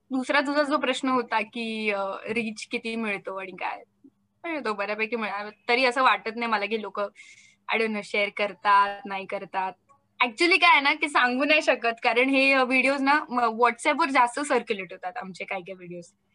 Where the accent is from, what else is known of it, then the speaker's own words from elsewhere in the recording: Maharashtra, India; first language Marathi; मी महाराष्ट्रीयन आहे मी मराठी आहे मला आवडते माझी मातृभाषा